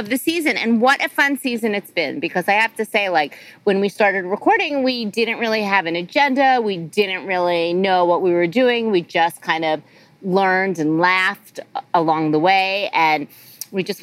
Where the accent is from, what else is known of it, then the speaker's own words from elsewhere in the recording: New Jersey, United States; moved away as an adult; now in San Francisco, United States; I've lived in SF for over 20 years, and I'm from Jersey